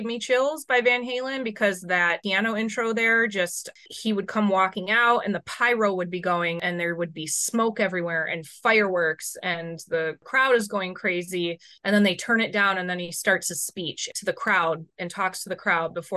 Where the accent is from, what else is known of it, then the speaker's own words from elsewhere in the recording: Chicago, Illinois, United States; I grew up in Chicago.